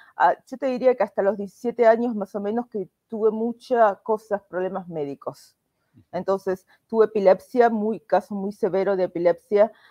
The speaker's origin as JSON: {"language": "Spanish", "region": "Buenos Aires", "country": "Argentina", "tie": "born or raised there", "moved": "as an adult", "lives_now": "United States", "said": "soy de Buenos Aires, nací en La Paternal, es un barrio de clase media"}